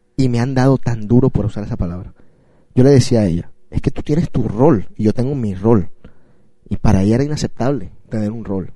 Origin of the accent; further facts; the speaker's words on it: Colombia; Yo soy de Colombia.